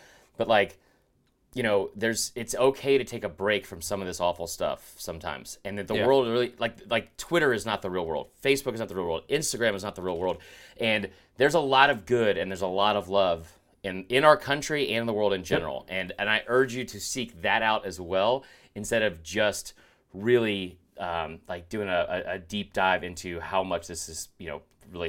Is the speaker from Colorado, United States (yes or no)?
no; Stone Mountain, Georgia, United States; Like, I did grow up in a neighborhood where I was the only white kid in the neighborhood, and I love growing up in Stone Mountain.